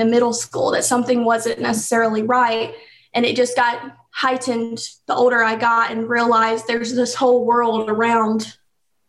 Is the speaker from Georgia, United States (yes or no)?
yes; Acworth, Georgia, United States; also born or lived in Atlanta, Georgia / Alamo, Georgia; I was born in Atlanta, but grew up primarily in Ackworth area, Ackworth, Kennesaw. And when I was about 12 years old, moved to middle of nowhere, Georgia, about 3 hours south in a town called Alamo, Georgia.